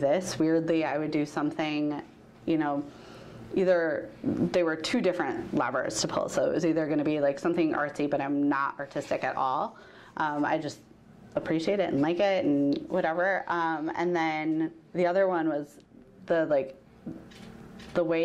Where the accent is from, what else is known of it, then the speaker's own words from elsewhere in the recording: Milwaukee, Wisconsin, United States; moved away as an adult; also born or lived in Minnesota; now in Oregon, United States; I grew up in the Midwest, and so I grew up in Milwaukee, Wisconsin